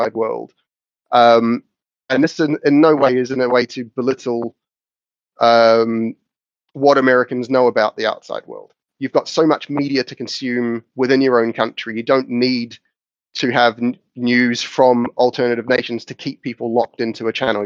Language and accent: English; New Zealand; moved away; growing up in New Zealand